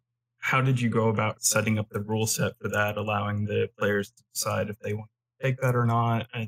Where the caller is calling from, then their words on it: Fayetteville, Arkansas, United States; Fayetteville, Arkansas.